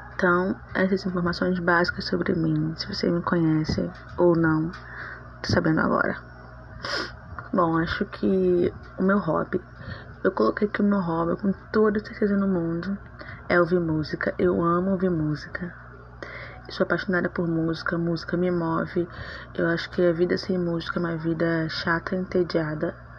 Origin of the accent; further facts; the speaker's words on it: Rio de Janeiro, Brazil; Eu sou natural do Rio de Janeiro. Sou carioca da Gema